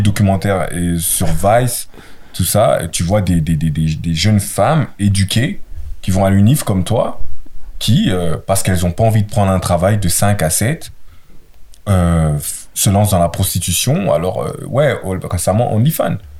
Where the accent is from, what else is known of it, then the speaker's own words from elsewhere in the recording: Brussels, Brussels-Capital Region, Belgium; je viens de Bruxelles